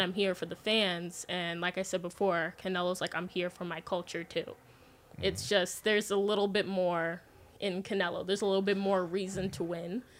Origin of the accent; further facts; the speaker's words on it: Las Vegas, Nevada, United States; I grew up in Vegas